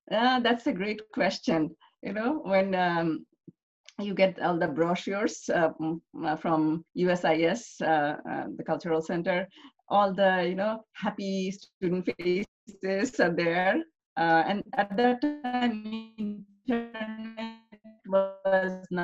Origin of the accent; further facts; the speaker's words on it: Bangladesh; English is a second language; I was I grew up in a middle clas